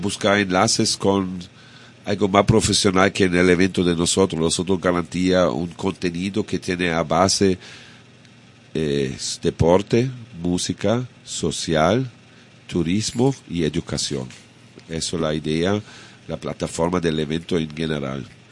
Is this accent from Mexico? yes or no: no; Bavaria, Germany; Spanish is a second language; moved away as an adult; now in Cabarete, Dominican Republic; Y creciendo en Bavaria, para en la edad con 20 años me, me plátano por aquí